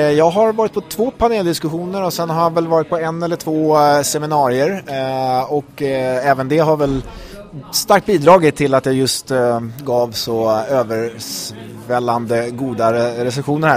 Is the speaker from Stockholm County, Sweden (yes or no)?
yes; Stockholm, Stockholm County, Sweden; jag är författare från eh, Stockholm, eh, trebarnsfar och 41 år